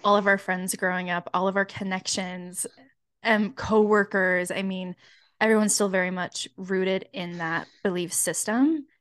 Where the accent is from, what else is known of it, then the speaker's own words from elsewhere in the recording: Utah, United States; also born or lived in Colorado; I grew up in Utah. I was a lot further south